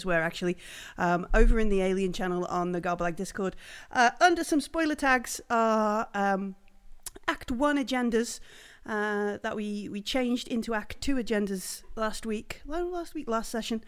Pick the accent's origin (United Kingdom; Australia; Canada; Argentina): United Kingdom; England; We're English